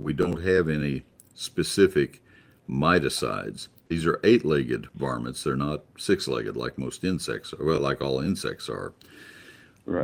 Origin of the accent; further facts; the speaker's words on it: South Dakota, United States; now in Alpine, United States; I'm originally from South Dakota